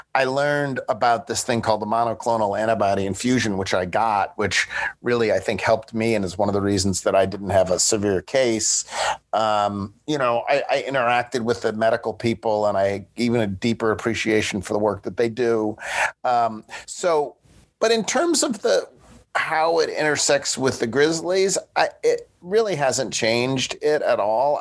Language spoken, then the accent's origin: English; Buffalo, New York, United States; now in Memphis, United States; I was growing up in Buffalo